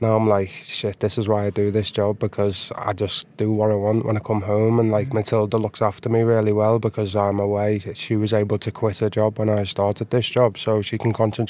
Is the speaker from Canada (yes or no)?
no; near Liverpool, North West England, United Kingdom; moved away as an adult; now in Stockholm, Sweden; Right now, I tone down my accent, so I'm from, like, a place near Liverpool. When I speak to my friends normally, you wouldn't understand a word I'm saying